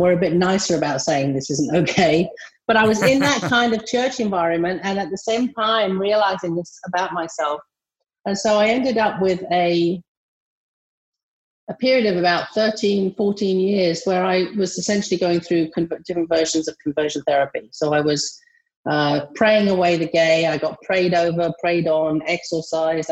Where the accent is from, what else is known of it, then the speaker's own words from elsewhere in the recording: England, United Kingdom; moved away as an adult; also born or lived in Massachusetts, United States; now in North Carolina, United States; my accent is not from the United States of America. I grew up in England and born and brought up in England. And in 1998, I moved over to America